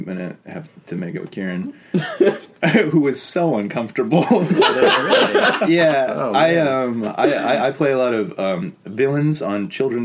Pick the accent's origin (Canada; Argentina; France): Canada; Toronto, Ontario; I'm some dipshit from Toronto